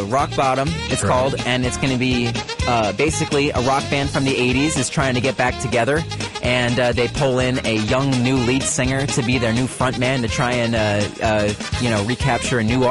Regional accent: Hunterdon County, New Jersey, United States; also born or lived in Summit, New Jersey; now in South Jersey, United States; I'm South Jersey now, but I was born and raised in Hunterdon County. I was born in Summit

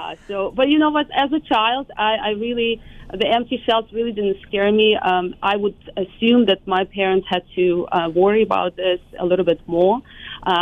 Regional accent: Lviv, Lviv Oblast, Ukraine; moved away as an adult; also born or lived in Kyiv, Ukraine; now in United States; I actually was born and raised, it was still Soviet Union, it was 84, so mid-80s, and I lived in Lviv

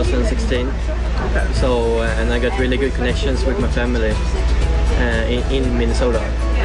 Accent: Sweden; in Sweden, where I'm from.

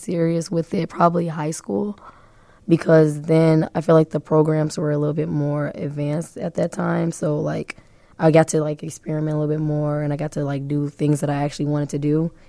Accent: Chicago, Illinois, United States; I come from the south side of Chicago. I've born and raised there for my entire life. I've moved back from, like, the 100s to the 88th and, like, Loomis, back and forth. But that's where mainly I come from.

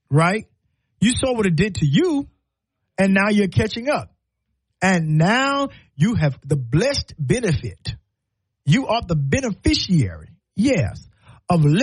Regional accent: the Carolinas, United States; now in Alabama, United States; Well, I'm, I'm from Carolina. I don't know what we call it here in Alabama, but they call it stew chicken, right?

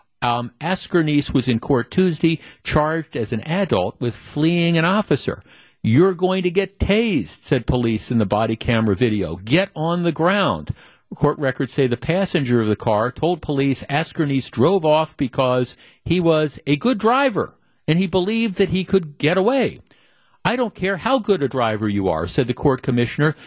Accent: North Shore, Wisconsin, United States; I grew up in the North Shore

